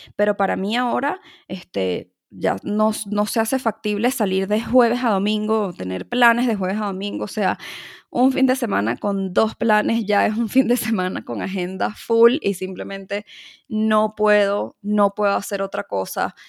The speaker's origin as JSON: {"language": "Spanish", "town": "Caracas", "region": "Capital District", "country": "Venezuela", "said": "en mi país, en mi ciudad este, Caracas"}